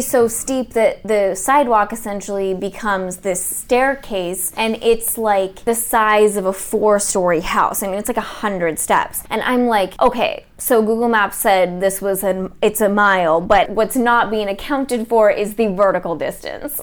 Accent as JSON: {"language": "English", "country": "United States", "tie": "born or raised there", "said": "I grew up in America"}